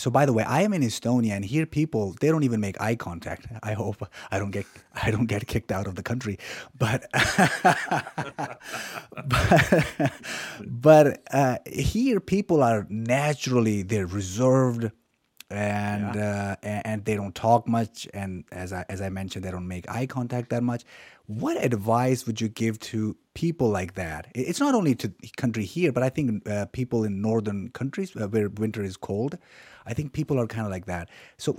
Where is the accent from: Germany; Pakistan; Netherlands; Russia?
Pakistan; Pakistan, yeah.